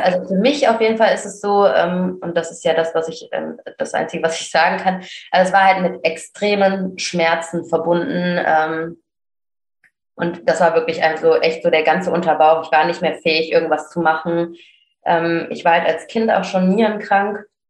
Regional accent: Cologne, North Rhine-Westphalia, Germany; Ich komme aus Köln

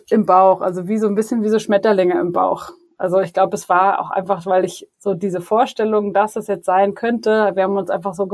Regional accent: Berlin, Germany; moved away as an adult; now in Munich, Germany; ich bin 30 Jahre alt, ich wohne in München mit meiner kleinen Familie. Eigentlich komme ich aus Berlin, ähm, aber seit ein paar Jahren sind wir jetzt hier in München.

